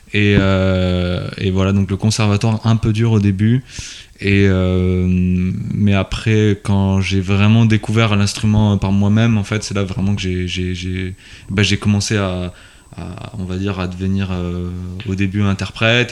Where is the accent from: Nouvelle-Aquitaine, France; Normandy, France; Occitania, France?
Occitania, France; Toulouse; quand on vient de Toulouse, on est dans le sud, on connaît personne